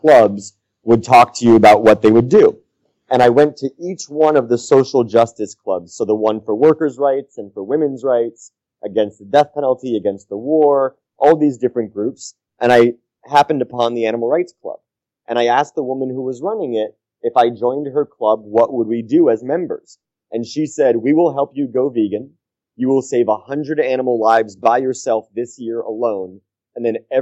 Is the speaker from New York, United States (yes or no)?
yes; New York City, New York, United States; I grew up in New York City in the United States